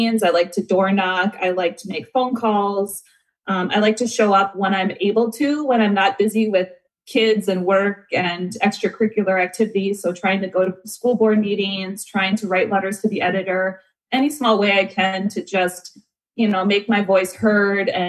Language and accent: English; Southeast Wisconsin, United States; now in Chaska, Minnesota, United States; I currently live in Chaska, Minnesota, but I grew up in Southeast Wisconsin